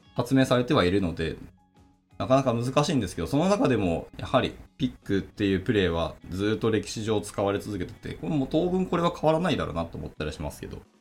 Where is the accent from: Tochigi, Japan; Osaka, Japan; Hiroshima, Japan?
Hiroshima, Japan; 僕は広島出身なので